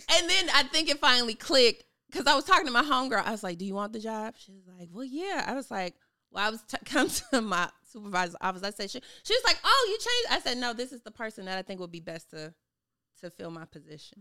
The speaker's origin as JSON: {"language": "English", "town": "Chicago", "region": "Illinois", "country": "United States", "moved": "as an adult", "lives_now": "Atlanta, United States", "said": "I am originally from Chicago. I just moved to Atlanta"}